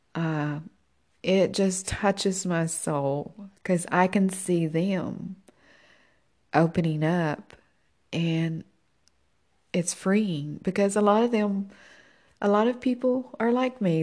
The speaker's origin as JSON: {"language": "English", "region": "Tennessee", "country": "United States", "moved": "as an adult", "said": "I'm originally from Tennessee."}